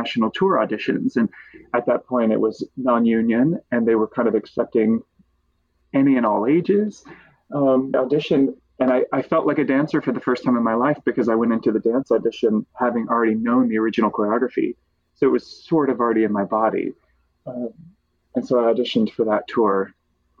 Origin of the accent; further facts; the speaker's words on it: Kentucky, United States; I grew up in Kentucky, so our main outlet was sort of Nashville